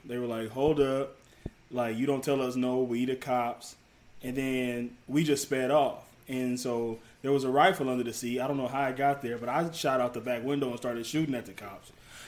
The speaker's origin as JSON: {"language": "English", "town": "Detroit", "region": "Michigan", "country": "United States", "said": "Okay, so basically, like, for me, I'm from Detroit."}